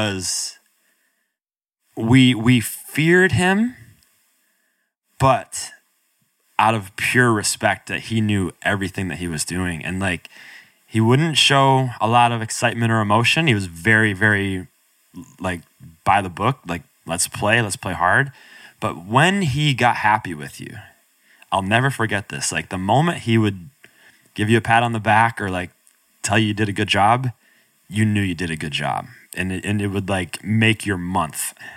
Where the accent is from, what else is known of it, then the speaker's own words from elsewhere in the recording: Binghamton, New York, United States; I grew up upstate New York, outside of Binghamton